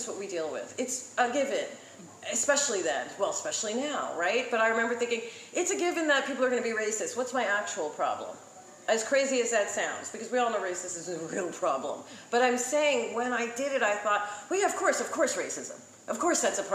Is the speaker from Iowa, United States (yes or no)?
no; New York City, New York, United States; I grew up in New York City